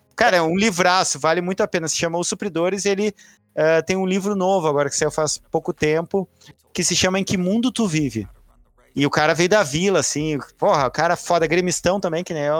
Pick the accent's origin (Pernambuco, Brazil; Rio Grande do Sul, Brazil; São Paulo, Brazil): Rio Grande do Sul, Brazil; Já, já, já nasci branco, gaúcho, embora judeu